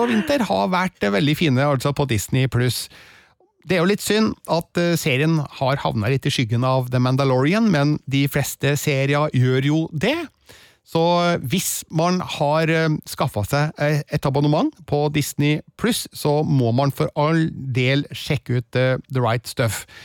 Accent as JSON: {"language": "Norwegian", "town": "Stjørdal", "region": "Trøndelag", "country": "Norway", "tie": "born or raised there", "said": "i Stjørdal, eh, der jeg vokste opp"}